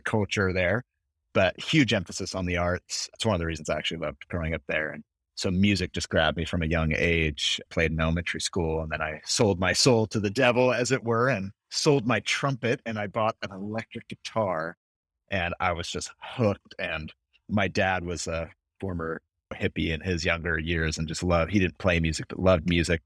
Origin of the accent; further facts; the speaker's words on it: San Francisco, California, United States; moved away as an adult; also born or lived in Los Angeles, United States / London, United Kingdom; I was born and raised in the San Francisco Bay Area of California